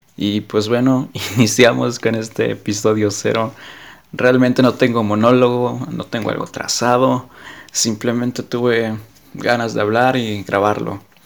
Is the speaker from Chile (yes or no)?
no; Mexico; soy de México